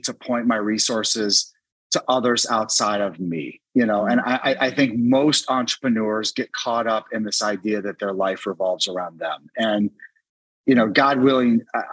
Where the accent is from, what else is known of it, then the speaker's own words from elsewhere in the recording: Washington, District of Columbia, United States; my hometown of DC